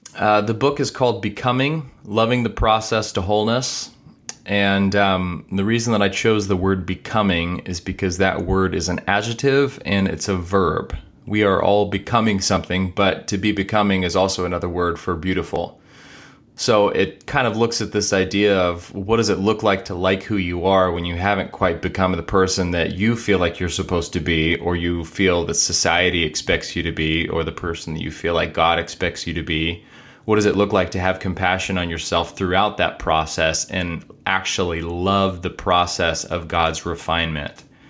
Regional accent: Corpus Christi, Texas, United States; also born or lived in Seattle, United States; now in Dallas, United States; I grew up in Corpus

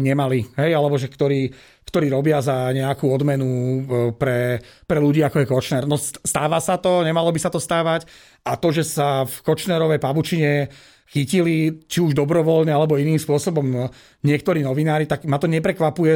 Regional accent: Žilina, Žilina Region, Slovakia; ja som Žilinčan

